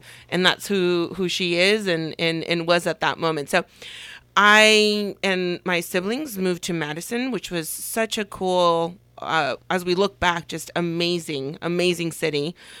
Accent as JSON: {"language": "English", "region": "Puebla", "country": "Mexico", "tie": "born there", "said": "So I was born in Mexico, the state of Puebla, and Puebla is not a common state that people mention here in the valley so much."}